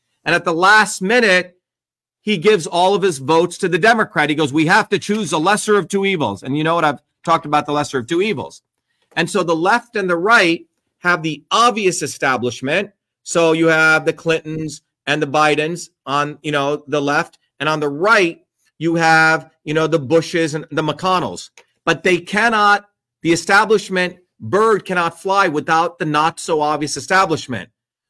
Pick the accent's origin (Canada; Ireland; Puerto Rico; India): India; now in United States; Since I was 4 years old, I grew up in a caste system in India